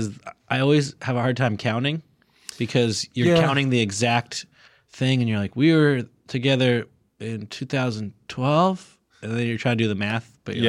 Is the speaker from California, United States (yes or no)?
yes; Santa Barbara, California, United States; moved away; also born or lived in Rhode Island; a Santa Barbara courthouse where I'm from